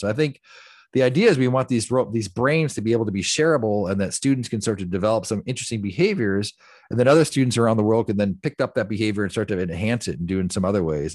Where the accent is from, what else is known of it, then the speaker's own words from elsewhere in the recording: the Rust Belt, Midwest, United States; I came from the Midwest, the Rust Belt, where you actually turned wrenches and built things